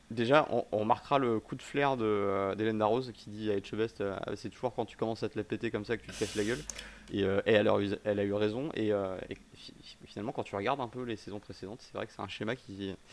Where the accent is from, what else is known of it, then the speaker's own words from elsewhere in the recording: Switzerland; il est français que, comme je suis suisse.